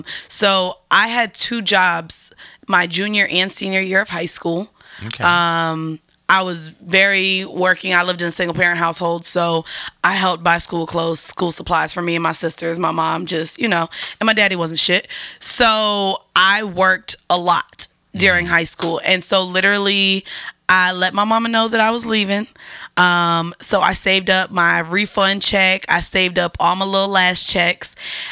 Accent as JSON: {"language": "English", "town": "Orlando", "region": "Florida", "country": "United States", "said": "I'm from Orlando, so he asked us to put the Magic on TV."}